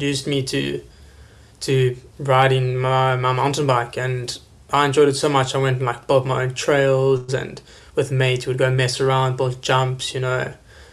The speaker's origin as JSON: {"language": "English", "country": "South Africa", "said": "as a South African"}